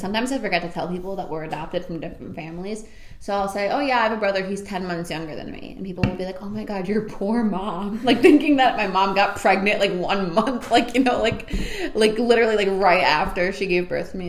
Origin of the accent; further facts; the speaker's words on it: New York, United States; born there; But yeah, so I was born on Long Island.